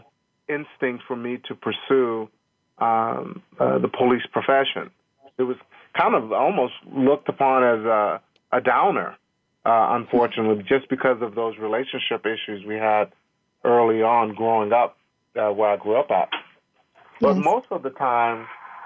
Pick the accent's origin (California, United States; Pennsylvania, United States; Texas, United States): Texas, United States; Longview; moved away; I'm actually from Longview, Texas, which is a small East Texas town